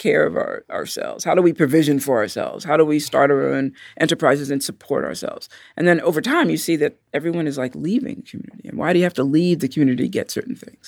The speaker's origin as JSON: {"language": "English", "town": "New York City", "region": "New York", "country": "United States", "said": "I'm from Brooklyn"}